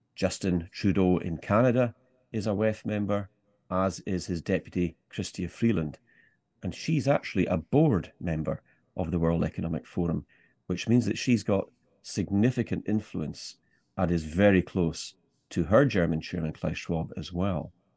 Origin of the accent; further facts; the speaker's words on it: Scottish Highlands, Scotland, United Kingdom; me being Scottish, and particularly a Scottish Highlander